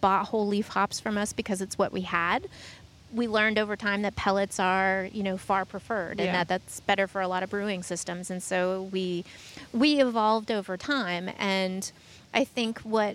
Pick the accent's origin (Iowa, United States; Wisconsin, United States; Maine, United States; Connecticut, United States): Maine, United States; Gardiner; also born or lived in North Carolina; now in Massachusetts, United States; my home state of Maine